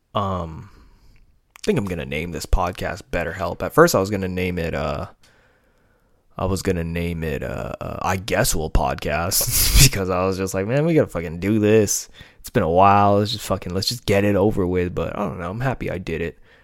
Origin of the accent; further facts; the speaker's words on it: United States; I'm American